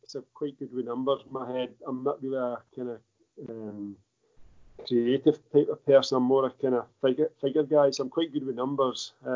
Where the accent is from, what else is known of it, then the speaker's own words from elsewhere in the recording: Central Belt, Scotland, United Kingdom; also born or lived in Aberdeenshire; even though I was brought up in the Central Belt